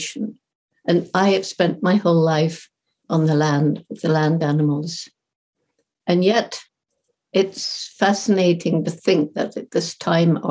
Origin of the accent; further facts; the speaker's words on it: Bournemouth, South West England, United Kingdom; I'm speaking from the house where I grew up in Bournemouth, England